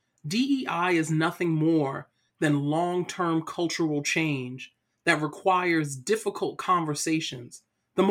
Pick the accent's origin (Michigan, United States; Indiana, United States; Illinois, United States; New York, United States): New York, United States; New York City; my story starts off in Brooklyn, New York. So I'm originally from Brooklyn.